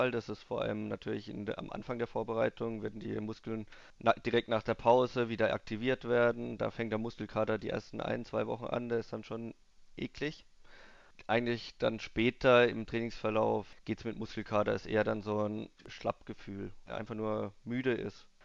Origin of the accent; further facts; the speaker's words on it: Obrigheim, Germany; Eigentlich Gewichtheben kam ich bei uns in Obrigheim, ist Gewichtheben eigentlich relativ groß.